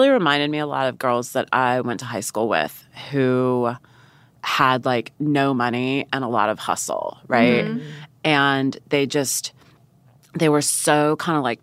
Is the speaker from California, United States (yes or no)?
no; Central Florida, United States; I grew up in Central Florida